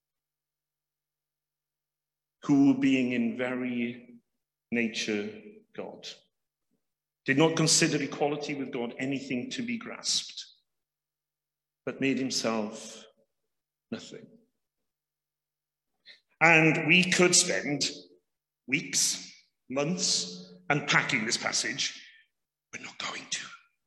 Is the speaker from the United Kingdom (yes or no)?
yes; Wales, United Kingdom; as a Welshman